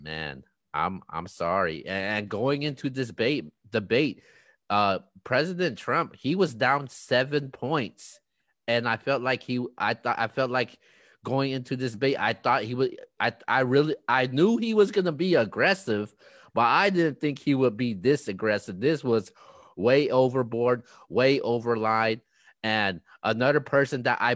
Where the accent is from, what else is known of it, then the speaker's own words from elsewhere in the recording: United States; we as the American people